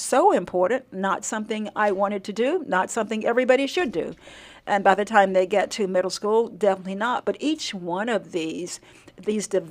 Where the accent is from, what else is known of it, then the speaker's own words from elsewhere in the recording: Nevada County, Arkansas, United States; I grew up in Nevada County. So if you get to Prescott or Hope down that far, you are in the county where I grew up.